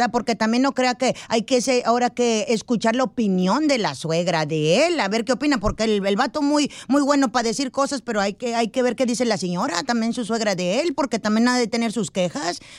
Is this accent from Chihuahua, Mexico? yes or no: no; Ocotlán, Jalisco, Mexico; O sea, por favor, soy de Ocotlán, Jalisco